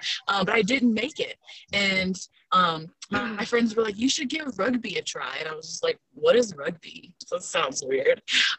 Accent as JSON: {"language": "English", "region": "East Coast", "country": "United States", "said": "I'm from the East Coast, and I went to school at Virginia Tech. I'm a Hokie."}